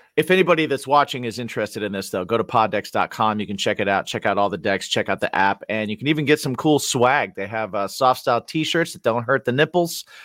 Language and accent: English; Indiana, United States; I grew up in Indiana